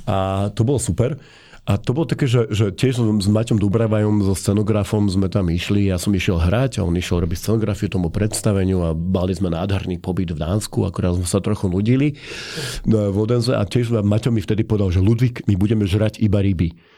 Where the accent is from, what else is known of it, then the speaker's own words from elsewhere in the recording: Slovakia; my nie sme Američania, že hovoríme podom jazykom z Európy, a sme zo Slovenska